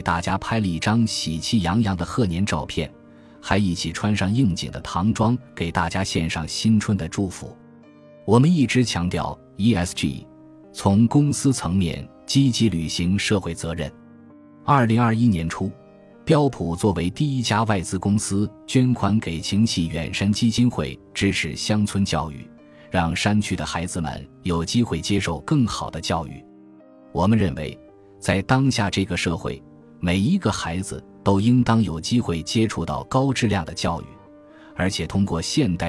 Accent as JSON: {"language": "Chinese", "town": "Meizhou", "region": "Guangdong", "country": "China", "tie": "born or raised there", "lives_now": "Beijing, China", "said": "我是客家人，老家是广东梅州的，中学在叶剑英元帅的母校广东梅州市东山中学就读，后来考入中国人民大学。"}